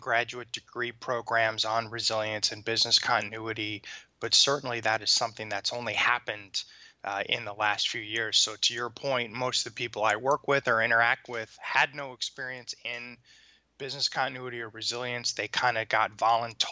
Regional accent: Detroit, Michigan, United States; moved away as an adult; now in Tampa, United States; I was born in the suburbs of Detroit, Michigan. Spent most of my youth there

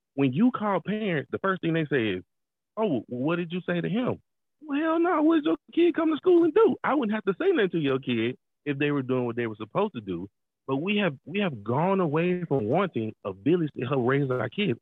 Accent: Atlanta, Georgia, United States; I'm from Atlanta, so being in a big city

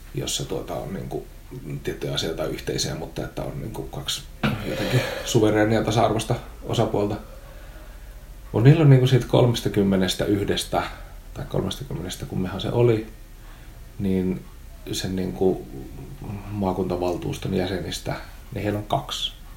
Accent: Oulu, North Ostrobothnia, Finland; accent: Oulu dialect; mä oon siis oululainen, joten mä puhun murretta.

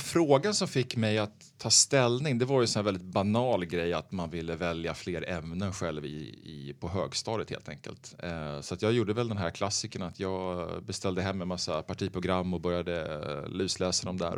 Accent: Örebro, Örebro County, Sweden; moved away as an adult; now in Stockholm, Sweden; jag är född i Stockholm, uppvuxen i eh, Örebro, eh, där jag gått i skolan

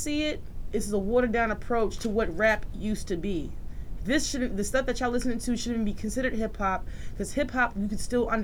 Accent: New York City, New York, United States; I'm from Queens. I grew up around lyricists.

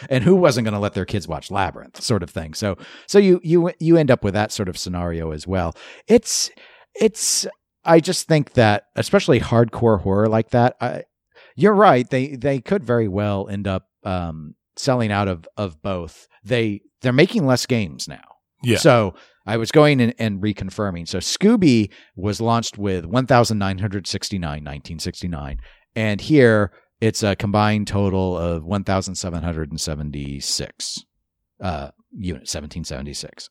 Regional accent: United States; I'm American

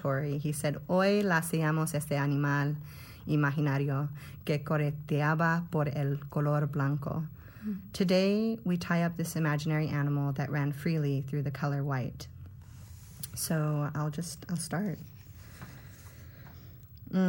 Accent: Hollister, California, United States; I was born and raised in Hollister, California, in San Benito County

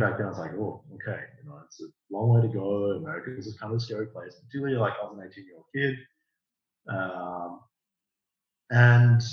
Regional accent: Australia; I grew up in Australia and I went to university in Australia

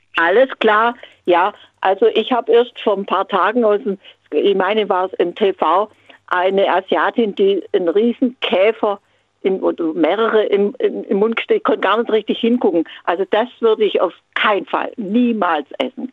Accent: Kaliningrad, Kaliningrad Oblast, Russia; now in Swabia, Germany; Ich komme aus Königsberg gebürtig

